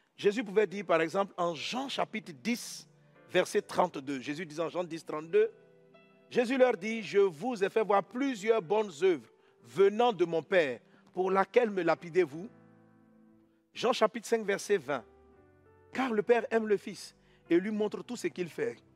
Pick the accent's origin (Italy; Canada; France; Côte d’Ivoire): Côte d’Ivoire; je suis ivoirien. En tant qu'Ivoirien, je dois vivre sur le territoire